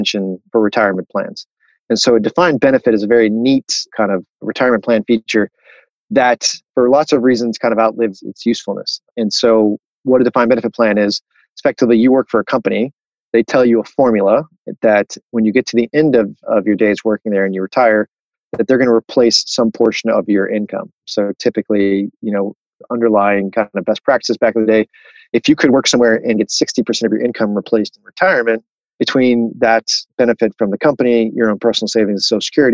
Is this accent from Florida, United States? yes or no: yes; Miami, Florida, United States; moved away; also born or lived in Chicago; I'm from Miami, Florida originally